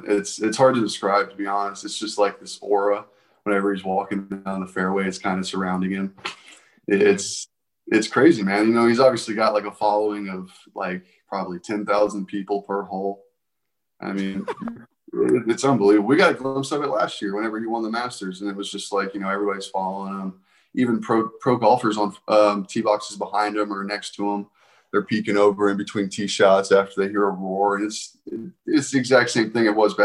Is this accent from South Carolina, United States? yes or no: yes; North Augusta, South Carolina, United States; I grew up in North Augusta, South Carolina